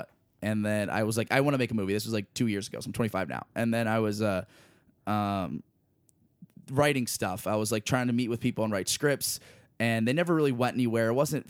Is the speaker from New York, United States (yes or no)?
no; Lancaster, Pennsylvania, United States; I grew up in Lancaster, Pennsylvania.